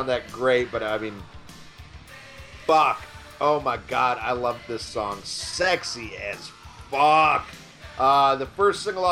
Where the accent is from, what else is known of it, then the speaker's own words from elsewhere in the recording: Kankakee, Illinois, United States; I grew up in Kankakee, Illinois